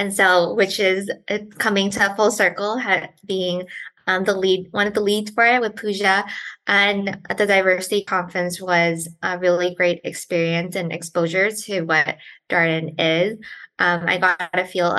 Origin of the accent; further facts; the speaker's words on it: New York City, New York, United States; moved away as an adult; now in Charlottesville, United States; So I grew up in New York City, born and raised in Brooklyn, and have lived in New York City my entire life.